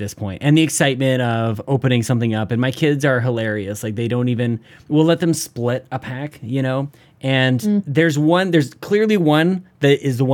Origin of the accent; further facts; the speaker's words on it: Canada; I'm a Canadian